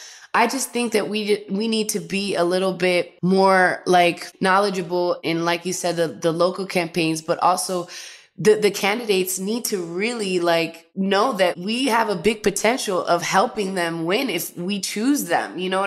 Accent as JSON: {"language": "English", "region": "New York", "country": "United States", "lives_now": "Los Angeles, United States", "said": "Recently, I did have to do a mail-in because I moved from New York to LA."}